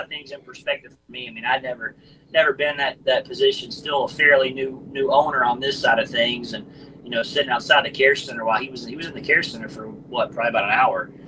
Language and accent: English; Forest Acres, South Carolina, United States; my hometown, Forest Acres